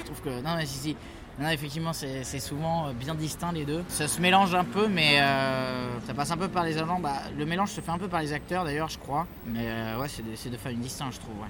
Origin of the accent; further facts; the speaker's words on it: France; on est français, on n'est pas anglais